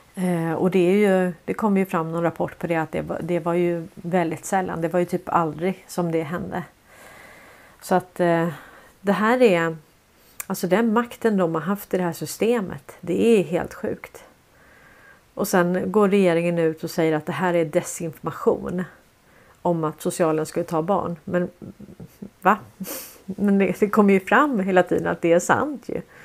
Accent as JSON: {"language": "Swedish", "country": "Sweden", "said": "jag är från Sverige"}